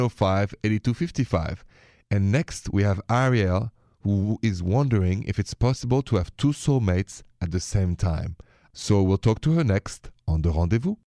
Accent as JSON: {"language": "English", "town": "Paris", "region": "Île-de-France", "country": "France", "accent": "French", "moved": "yes", "lives_now": "United States", "said": "the accent is from Paris, France. I'm an American with a French accent."}